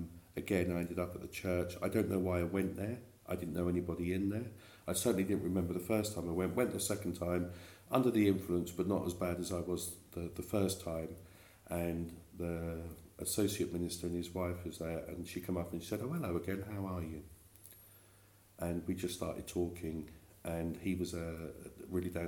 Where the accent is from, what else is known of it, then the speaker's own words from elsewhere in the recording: Milton Keynes, South East England, United Kingdom; accent: East End; also born or lived in East End of London; I'm actually born and bred in Buckinghamshire.